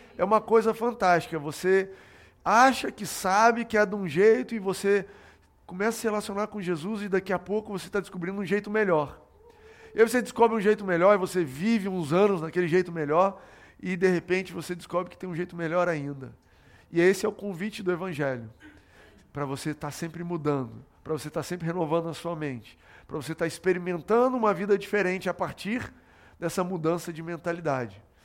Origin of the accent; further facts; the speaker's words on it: São Paulo, Brazil; also born or lived in Goiás / Brasília; quando eu tinha 9 anos de idade, eu me mudei com meu pai para São Paulo. A gente morava em Brasília, eu nasci em Goiás, morei em Brasília e me mudei para São Paulo.